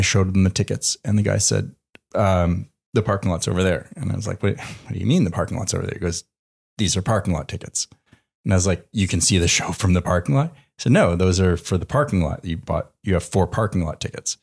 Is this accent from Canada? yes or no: yes; Canada; moved away; growing up in Canada